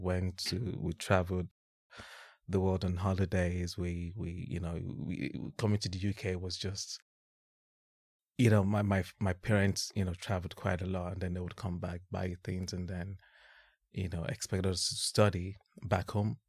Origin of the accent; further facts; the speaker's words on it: Ibadan, Oyo, Nigeria; moved away as an adult; also born or lived in Bradford; now in London, United Kingdom; born and bred in Ibadan